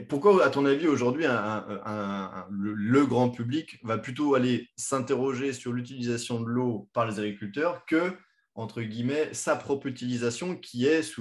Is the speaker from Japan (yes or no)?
no; France; chez nous en France